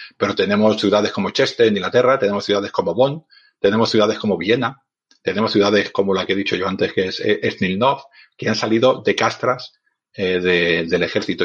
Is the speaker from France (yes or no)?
no; Barcelona, Catalonia, Spain; yo soy un hombre de ciudad, soy de Barcelona